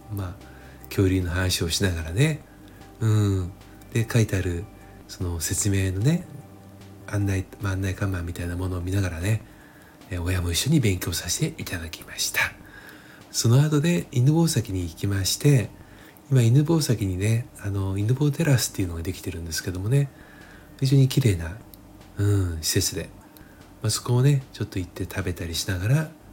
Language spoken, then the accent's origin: Japanese; Chiba, Japan; 自分もあの千葉県住みでね千葉県生まれ千葉県育ちなので